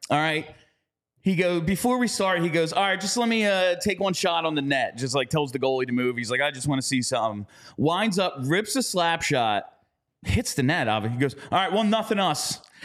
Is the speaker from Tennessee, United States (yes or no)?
no; New Jersey, United States; We're from New Jersey.